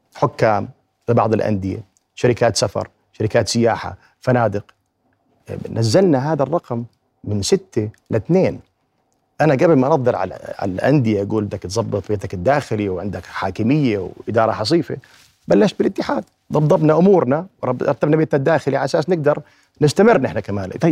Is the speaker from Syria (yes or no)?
no; Jordan; عندنا في الأردن